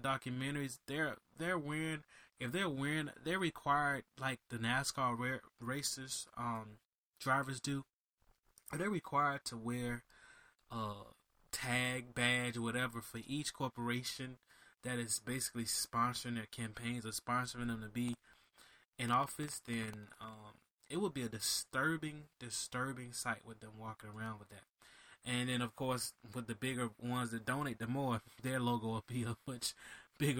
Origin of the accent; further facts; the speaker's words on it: Miami, Florida, United States; I'm from Miami